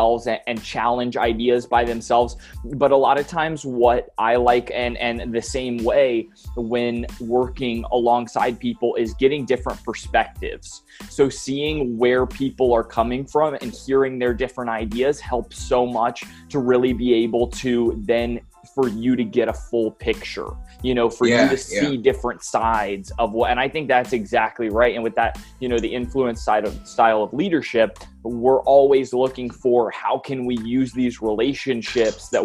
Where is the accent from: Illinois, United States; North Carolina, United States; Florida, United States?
North Carolina, United States; I am from North Carolina in the United States